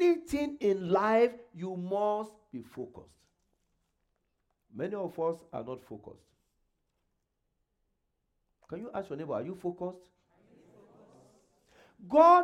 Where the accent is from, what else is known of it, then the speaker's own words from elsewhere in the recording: Nigeria; moved away as an adult; now in Canada; I came from Nigeria. I had never been to US